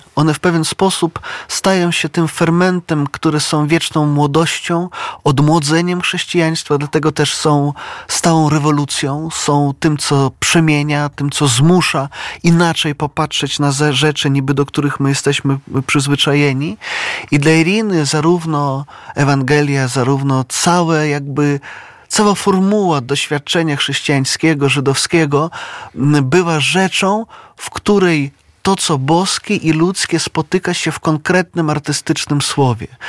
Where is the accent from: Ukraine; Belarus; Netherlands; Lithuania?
Belarus; Brest, Brest Region; now in Poland; ja pochodzę z Brześcia, z dawnego Brześcia litewskiego, no obecnie to jest Białoruś